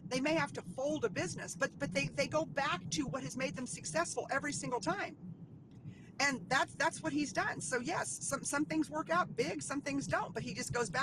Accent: Dallas, Texas, United States; now in Central Texas, United States; I'm from Dallas, and being in Dallas

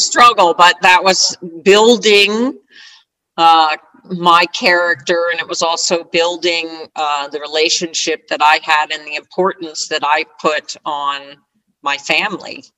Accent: Sparta, New Jersey, United States; I grew up in New Jersey, uh, from a little town in northern New Jersey called Sparta, New Jersey

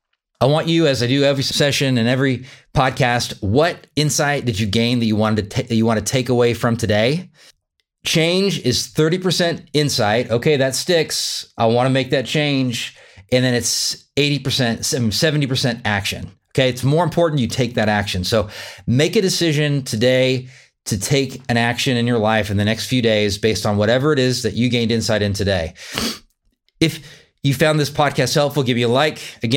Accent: Wichita, Kansas, United States; live locally here in my home state of Wichita, Kansas.

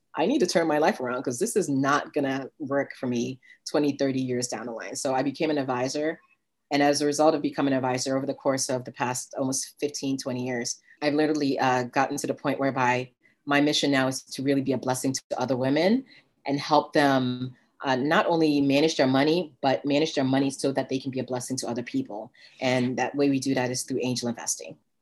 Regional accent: Ghana; moved away; I was born in Ghana, West Africa

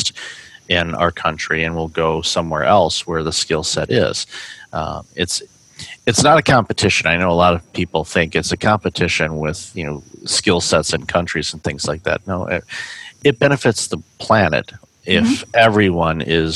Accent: outside of Detroit, Michigan, United States; I grew up outside of Detroit

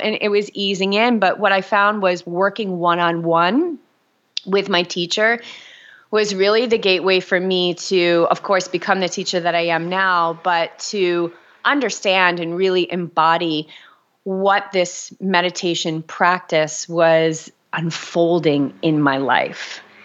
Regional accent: New England, United States; also born or lived in Boulder, Colorado; now in Newport, United States; I grew up in New England, so I love New Englanders

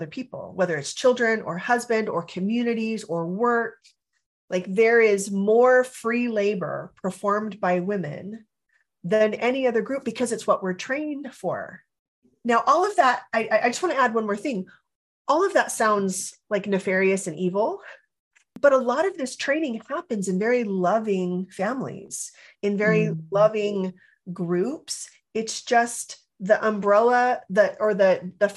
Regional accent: California, United States; I grew up in California

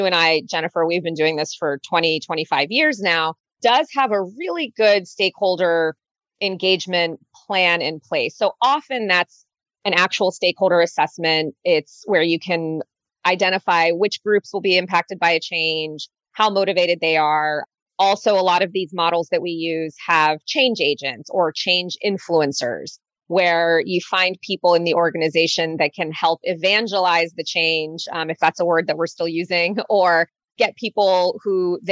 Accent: United States; also born or lived in Germany; now in New York, United States; being an American

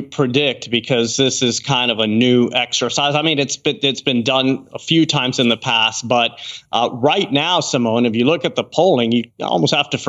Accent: Miami, Florida, United States; I'm from Miami

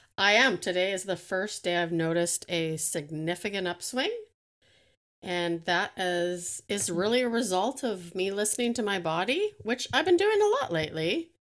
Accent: Canada; I'm Canadian

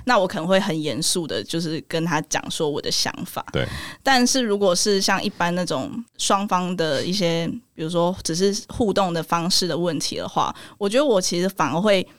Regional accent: Nantou, central Taiwan, Taiwan; also born or lived in Taichung; 我是 台中出生，然后我OK。后来搬到南投，所以哦。算中部人

